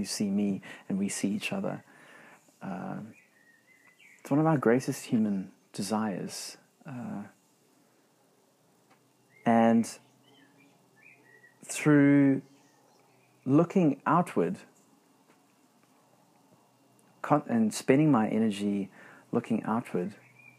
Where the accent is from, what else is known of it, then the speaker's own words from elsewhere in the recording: South Africa; moved away as an adult; now in New Zealand; being South African, new to New Zealand, relatively new to New Zealand